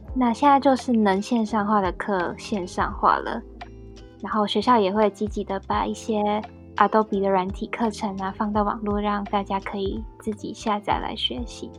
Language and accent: Chinese; Taiwan; moved away as an adult; now in United Kingdom; 我们台湾人